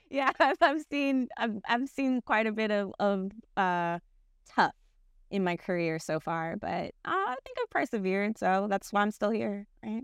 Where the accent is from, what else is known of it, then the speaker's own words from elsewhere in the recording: Miami, Florida, United States; moved away as an adult; now in Jacksonville, United States; I'm from Miami